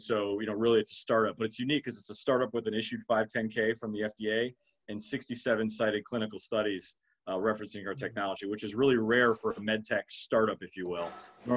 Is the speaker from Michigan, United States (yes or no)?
yes; Detroit, Michigan, United States; But I'm from Michigan originally. I'm from Detroit and proud Michigan State grad. But no, relocated to the southeast about 12 years ago and call this home.